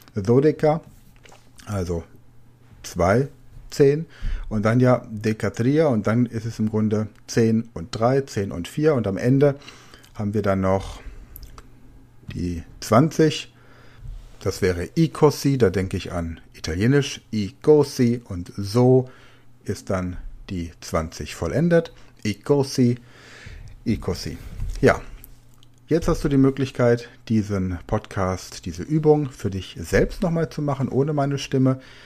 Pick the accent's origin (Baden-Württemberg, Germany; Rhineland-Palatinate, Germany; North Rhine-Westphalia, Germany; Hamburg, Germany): Rhineland-Palatinate, Germany; now in Rhenish Hesse, Germany; Da wo ich wohne, hier in der Rheinhessen-Gegend, ich komme aus der Pfalz